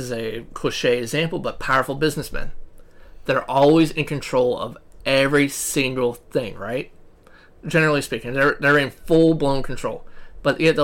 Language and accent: English; United States; We're American